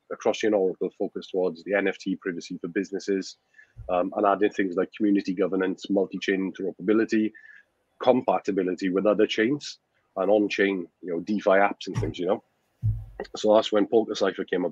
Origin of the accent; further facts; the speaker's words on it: Wales, United Kingdom; now in Spain; I'm from Wales, a small village in Wales in the UK